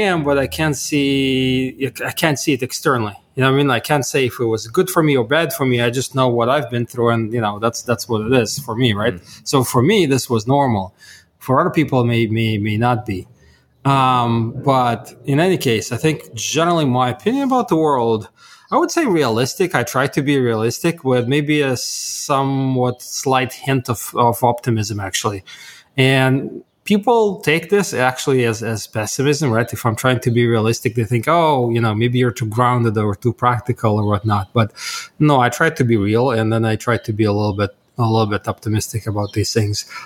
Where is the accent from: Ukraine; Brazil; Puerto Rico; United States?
Ukraine; Kharkiv, Kharkiv Oblast; moved away; I was born in Kharkov, Ukraine.